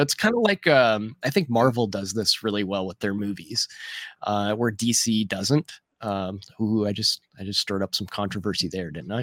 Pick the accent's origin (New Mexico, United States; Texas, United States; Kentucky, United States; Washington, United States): Kentucky, United States; near Louisville; Louisville's, uh, close to my, my hometown here